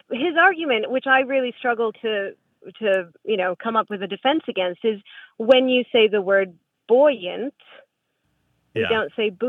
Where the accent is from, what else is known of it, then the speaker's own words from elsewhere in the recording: New England, United States; now in Indianapolis, United States; and I am from New England